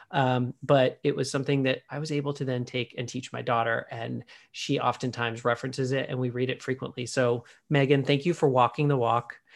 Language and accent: English; California, United States; so I grew up in Southern California. I'm sort of, landlocked, although we have lakes here. We don't have an ocean, but I visit my sister on the southern coast of Texas.